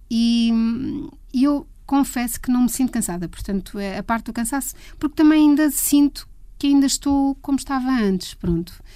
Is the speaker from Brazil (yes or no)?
no; Leiria, Centro, Portugal; Eu sou de Leiria e vivia num bairro mesmo de um bairro daqueles não era propriamente típico, era um bairro que estava a nascer em Leiria na altura